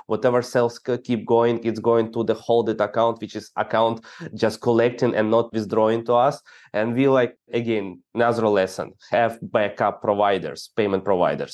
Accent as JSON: {"language": "English", "country": "Ukraine", "said": "I'm the guy from Ukraine"}